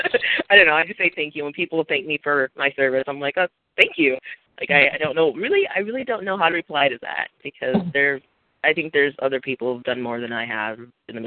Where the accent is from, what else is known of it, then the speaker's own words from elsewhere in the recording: Minnesota, United States; moved away as an adult; also born or lived in San Diego, California; now in Texas, United States; I was born and raised in Minnesota. I now live in Texas